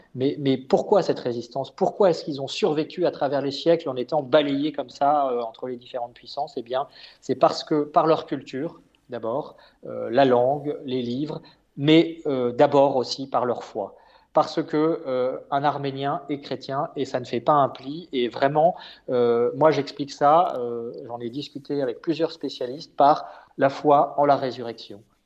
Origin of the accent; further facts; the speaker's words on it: France; en tant que Français